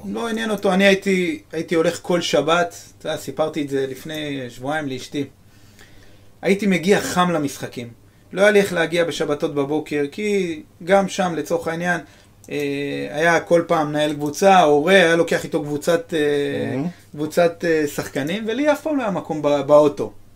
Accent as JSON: {"language": "Hebrew", "town": "Netanya", "region": "Central District", "country": "Israel", "tie": "born or raised there", "said": "יש בנתניה פרחי מזי, אני זוכר בגיל 12 הלכתי ו... ומה, ועשיתי שליחויות של אה, פרחים"}